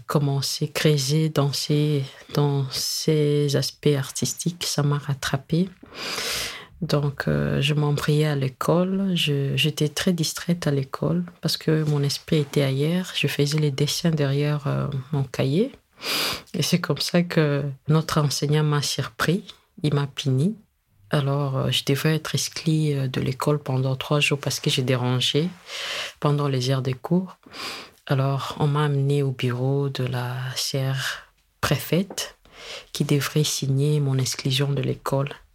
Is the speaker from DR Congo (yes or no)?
yes; DR Congo; chez nous au Congo